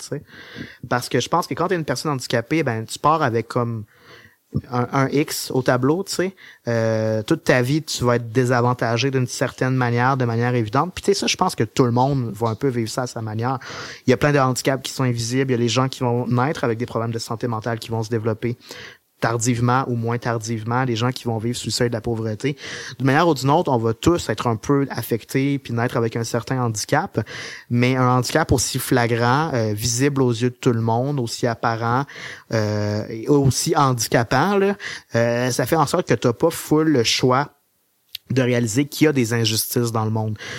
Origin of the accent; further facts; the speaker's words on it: Beauce, Quebec, Canada; also born or lived in Sherbrooke; je viens de la Bosse. Euh, euh, puis la Bosse, c'est un peu le royaume du char.